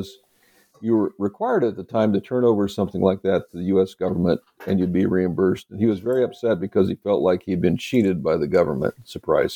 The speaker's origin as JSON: {"language": "English", "region": "Oregon", "country": "United States", "moved": "yes", "said": "I'm originally from Oregon, from the state of Oregon"}